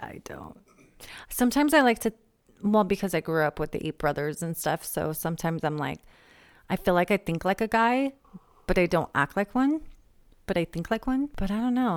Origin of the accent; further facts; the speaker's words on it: San Diego, California, United States; I'm from San Diego